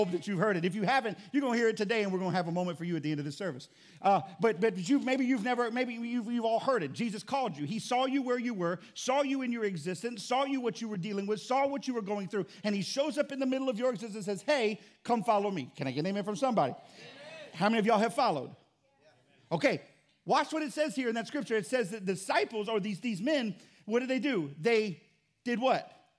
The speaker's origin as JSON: {"language": "English", "region": "Florida", "country": "United States", "tie": "born or raised there", "moved": "yes", "lives_now": "Louisiana, United States", "said": "I grew up in Florida"}